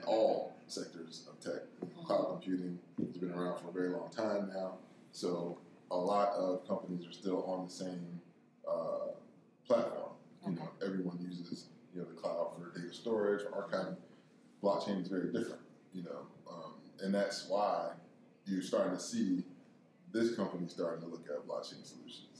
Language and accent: English; Miami, Florida, United States; I'm from Miami